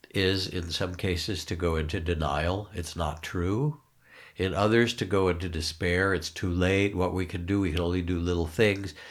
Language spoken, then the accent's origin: English; United States; we're American.